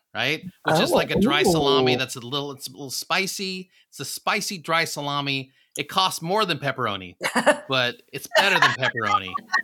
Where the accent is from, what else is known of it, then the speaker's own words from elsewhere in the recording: Midwest, United States; also born or lived in Philippines / Missouri, United States / Nebraska, United States; Well, originally the Philippines. {S6} Right. {S3} And then most of my growing up years in the Midwest, like Missouri, Nebraska.